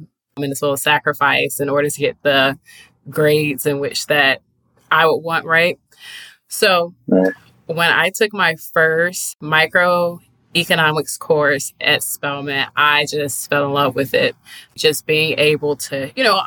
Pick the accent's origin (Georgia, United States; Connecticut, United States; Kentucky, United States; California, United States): Georgia, United States; Riverdale; where I'm from Riverdale, Georgia